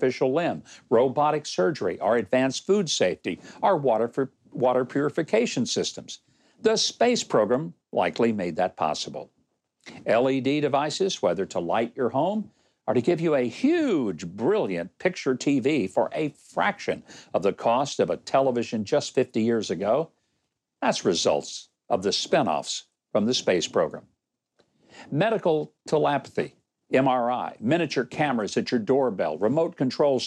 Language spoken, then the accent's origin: English; Arkansas, United States; moved away; Joining me from my home state of Arkansas